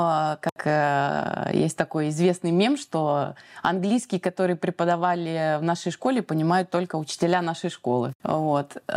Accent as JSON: {"language": "Russian", "region": "Moscow", "country": "Russia", "tie": "born or raised there", "moved": "as an adult", "lives_now": "Tunisia", "said": "Я сама родом из Москвы."}